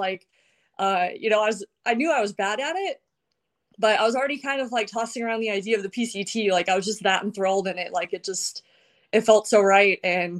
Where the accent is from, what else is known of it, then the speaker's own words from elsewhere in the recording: Paradise, California, United States; I'm from Paradise, California